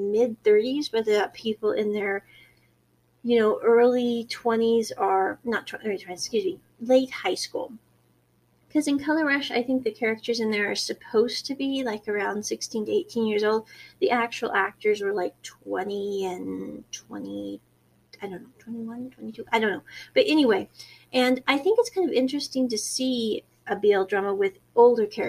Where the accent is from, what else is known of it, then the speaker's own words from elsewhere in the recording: United States; I was born in America